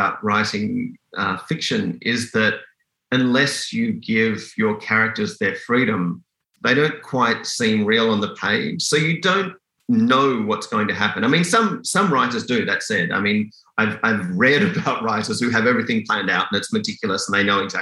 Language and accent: English; Sydney, New South Wales, Australia; moved away as an adult; also born or lived in Perth, Western Australia, Australia; now in Canada; I grew up in Western Australia until I was about 10. I lived in kind of small town Perth, and it really was a small town back then